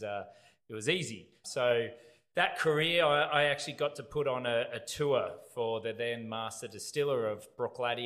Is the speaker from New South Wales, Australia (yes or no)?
yes; Byron Bay, New South Wales, Australia; I'm from Australia. Grew up in a little town called Byron Bay. That's where home is for me